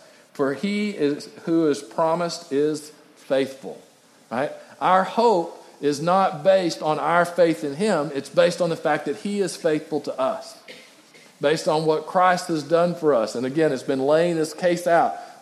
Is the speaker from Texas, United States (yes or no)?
yes; West Texas, United States; growing up in West Texas